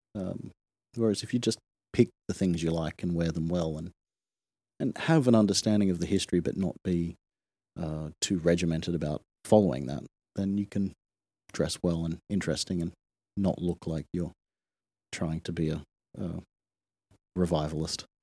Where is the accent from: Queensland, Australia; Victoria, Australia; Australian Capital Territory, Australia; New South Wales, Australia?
New South Wales, Australia; Sydney; moved away as an adult; also born or lived in Kawasaki, Japan / Hong Kong / Japan; I grew up in Sydney, Australia